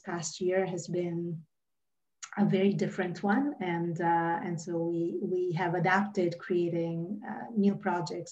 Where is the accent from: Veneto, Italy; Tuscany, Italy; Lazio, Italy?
Lazio, Italy; Rome; moved away as an adult; now in Atlanta, United States; I was born and raised in Rome, Italy, but I've been here in the Atlanta area for about 20 years